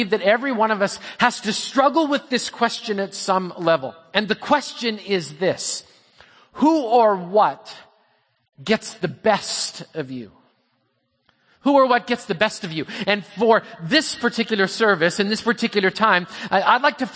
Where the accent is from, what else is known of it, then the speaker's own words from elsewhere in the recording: Canada; I'm Canadian